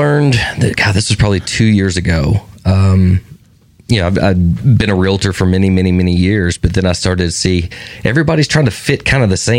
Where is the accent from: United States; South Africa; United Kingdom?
United States; Brentwood, Tennessee; also born or lived in North Alabama; So say, I grew up in Brentwood before it was Brentwood.